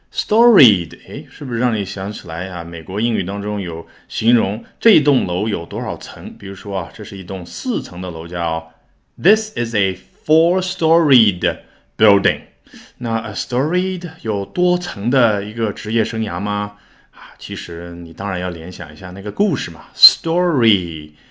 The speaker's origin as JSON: {"language": "Chinese", "country": "China", "said": "这样我们中国人更加理解，对不对？"}